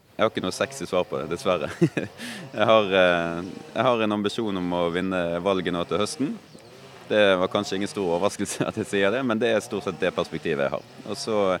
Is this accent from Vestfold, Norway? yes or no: no; Bergen, Vestland, Norway; also born or lived in Oslo; Jeg kommer nok aldri til å flytte fra, fra hjembyen min